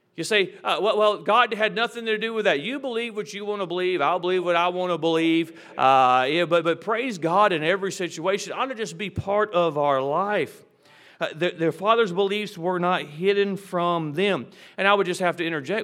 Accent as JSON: {"language": "English", "country": "United States", "said": "As an American"}